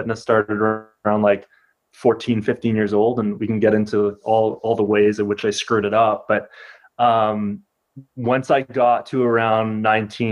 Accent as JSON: {"language": "English", "town": "Ottawa", "region": "Ontario", "country": "Canada", "tie": "born or raised there", "also_born_or_lived": "Toronto", "said": "I'm originally from Ottawa"}